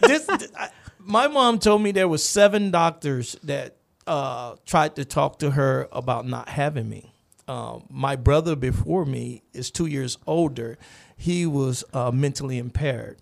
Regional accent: Gainesville, Florida, United States; moved away; also born or lived in Kansas; I'm, I'm from Gainesville, Florida originally

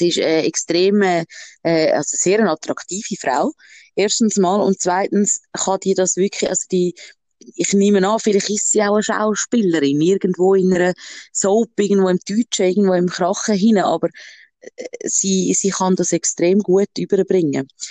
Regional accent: Switzerland; bei uns in der Schweiz, äh, jetzt im Appenzell

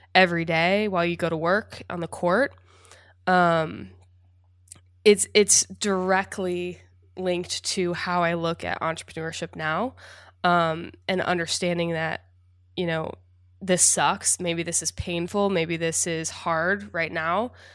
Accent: Indiana, United States; I grew up in Indiana. a Midwest girl, small town

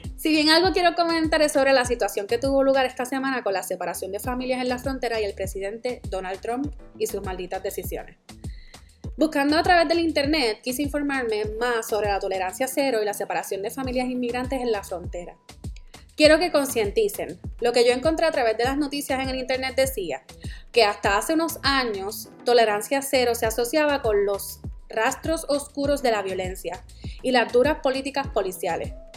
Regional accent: Puerto Rico; moved away as an adult; also born or lived in New York / New Jersey; now in United States; Yo soy la boricua fuera de la isla

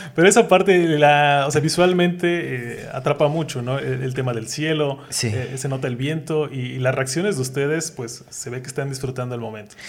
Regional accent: Oaxaca, Mexico; uno como oaxaqueño

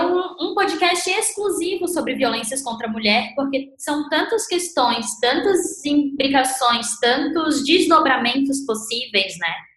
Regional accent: Santa Catarina, Brazil; Eu sou de Santa Catarina

